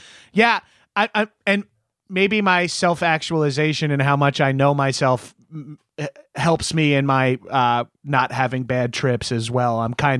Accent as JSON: {"language": "English", "town": "Long Island", "region": "New York", "country": "United States", "said": "I'm from Long Island, New York, which is, you know, pretty heavy in the opiates world."}